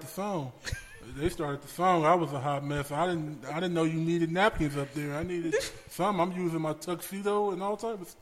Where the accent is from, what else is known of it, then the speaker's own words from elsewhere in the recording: Los Angeles, California, United States; born and raised in Los Angeles